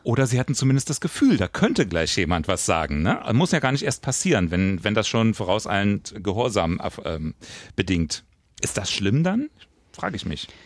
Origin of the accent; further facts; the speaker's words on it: West Germany, Germany; Ich bin Wessi